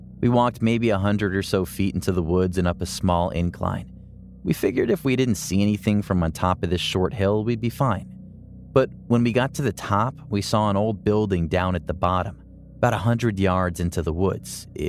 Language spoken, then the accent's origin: English; Ohio, United States; born or raised there